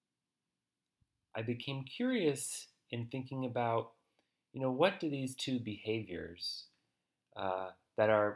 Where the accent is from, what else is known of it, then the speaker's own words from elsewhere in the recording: United States; as an American, with as much objectivity as I can muster in talking about my own culture